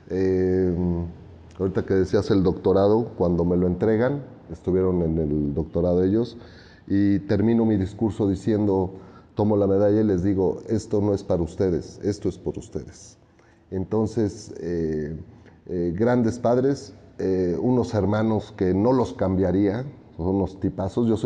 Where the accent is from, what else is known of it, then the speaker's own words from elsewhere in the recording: Mexico City, Mexico; Yo soy oriundo de la Ciudad de México. Aquí nací y crecí y trabajo.